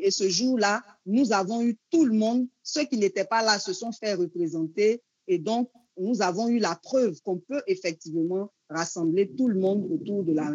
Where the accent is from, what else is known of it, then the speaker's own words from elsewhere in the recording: Côte d’Ivoire; chez nous, en Côte d'Ivoire